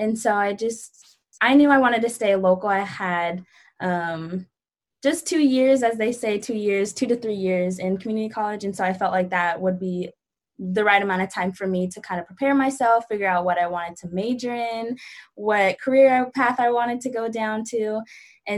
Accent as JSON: {"language": "English", "area": "Bay Area", "region": "Northern California", "country": "United States", "said": "I'm from the Bay Area, like Northern California"}